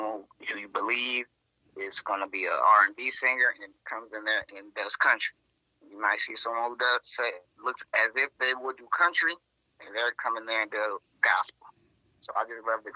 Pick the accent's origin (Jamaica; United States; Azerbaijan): United States; North Atlanta, Gwinnett County, Georgia; I come from North Atlanta area, Gwinnett County specifically